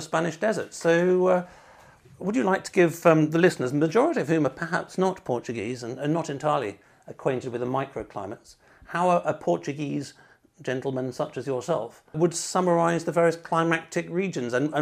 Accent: United Kingdom; being British

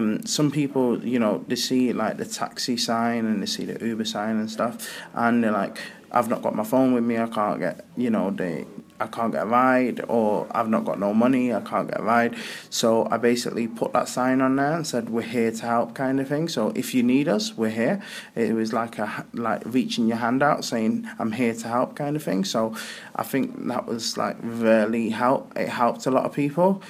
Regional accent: Altrincham, North West England, United Kingdom; I'm from Altrincham in Manchester.

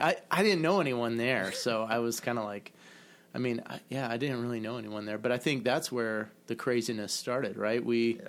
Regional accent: Michigan, United States; at least where I grew up in Michigan

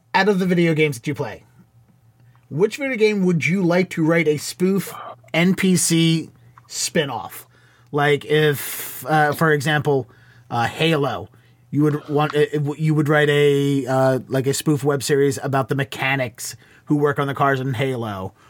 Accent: Baltimore, Maryland, United States; moved away as an adult; now in Boston, United States; I grew up in Baltimore, and I started at the Baltimore Comedy Factory

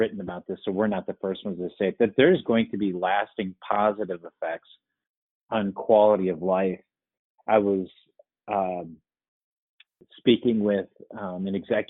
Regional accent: Winona, Minnesota, United States; Winona is my hometown

